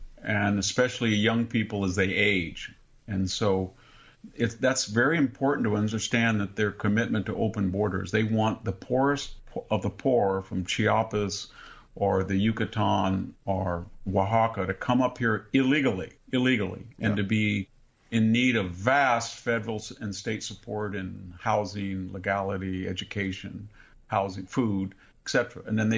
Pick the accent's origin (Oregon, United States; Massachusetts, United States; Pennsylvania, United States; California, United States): California, United States; born or raised there